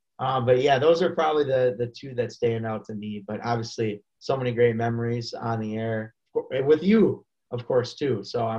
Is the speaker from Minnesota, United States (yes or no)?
yes; Minnesota, United States; I'm a Minnesotan.